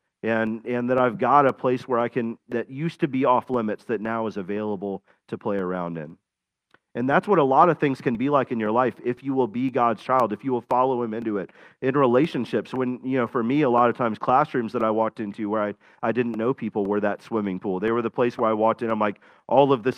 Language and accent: English; Florida, United States; I grew up in Florida